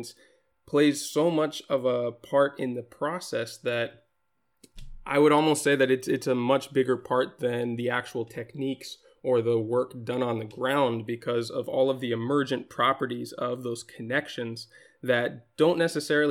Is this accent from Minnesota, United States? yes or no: yes; Minnesota, United States; also born or lived in Japan; now in Spain; I was born in Japan. I grew up mostly in Minnesota, and I live in Spain now